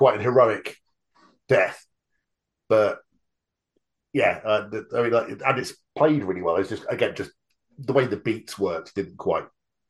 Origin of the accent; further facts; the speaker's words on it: United Kingdom; But yeah, once again, being the Brit amongst us, all of that bit in the bowling alley felt very realistic for sort of like a crappy little bowling alley in the middle of nowhere.